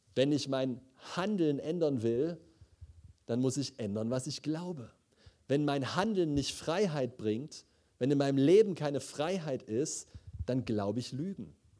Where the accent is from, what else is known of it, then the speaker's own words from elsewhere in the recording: Leipzig, Saxony, Germany; moved away; ich komme aus Leipzig eigentlich